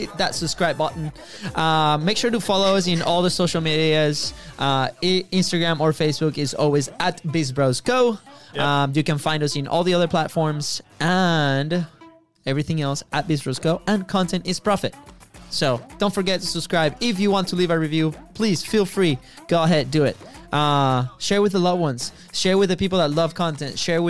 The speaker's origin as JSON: {"language": "English", "country": "Venezuela", "second_language": "English", "moved": "yes", "lives_now": "United States", "said": "we are actually from Venezuela, right? So you probably figure that one out because of our accents."}